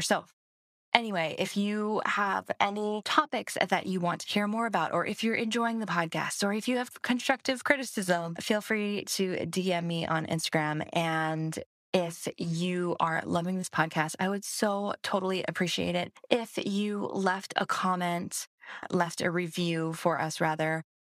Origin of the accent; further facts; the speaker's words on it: Hawaii, United States; moved away; I'm from Hawaii